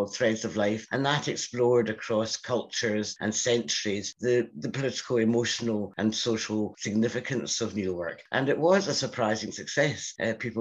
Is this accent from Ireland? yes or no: no; Scotland, United Kingdom; accent: Scottish; As you can hear from my accent, I'm Scottish. I grew up in Scotland.